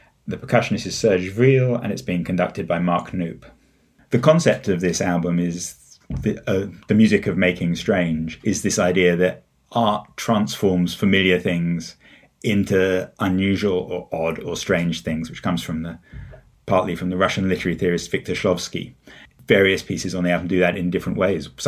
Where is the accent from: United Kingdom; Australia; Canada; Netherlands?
United Kingdom; England; also born or lived in United States; I grew up in England, although I've spent quite a lot of my life in the US as well.